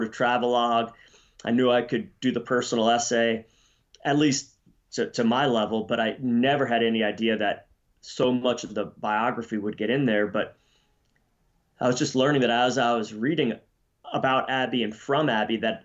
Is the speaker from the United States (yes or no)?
yes; Pennsylvania, United States; moved away; also born or lived in Colorado / Idaho; I was born in Pennsylvania, just like Abby